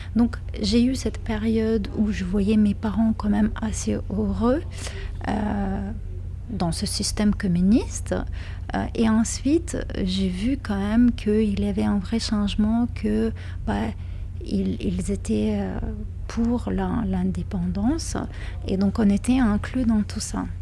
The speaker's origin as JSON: {"language": "French", "town": "Kaunas", "region": "Kaunas County", "country": "Lithuania", "tie": "born or raised there", "second_language": "French", "said": "je suis née dans une ville qui s'appelle Kaunas, donc c'est la deuxième ville de Lituanie"}